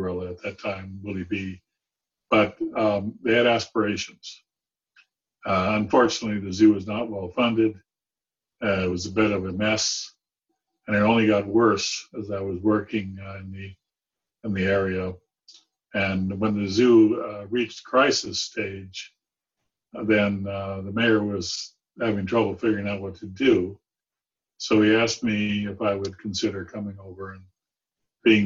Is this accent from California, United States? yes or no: yes; San Diego, California, United States; I grew up in San Diego, but I had a zoo there that was pretty spectacular